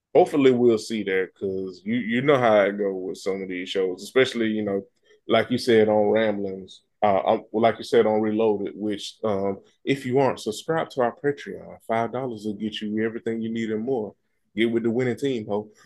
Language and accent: English; the South, United States; I'm from the country, and I'm from the South